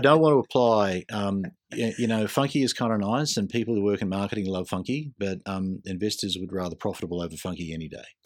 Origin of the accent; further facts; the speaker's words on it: Queensland, Australia; I grew up in Queensland